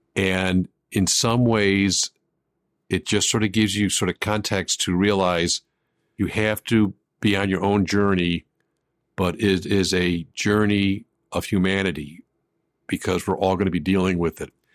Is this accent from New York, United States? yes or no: yes; Buffalo, New York, United States; I grew up in Buffalo, New York